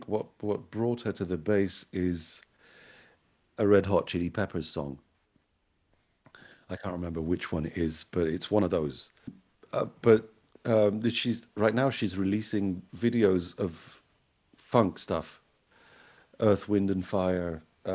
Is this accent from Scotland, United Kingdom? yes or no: no; London, United Kingdom; also born or lived in Algeria; I'm originally from Algeria. I was born there. So, but I grew up in London. From I think I was 4 years old when I got to London in the 80s.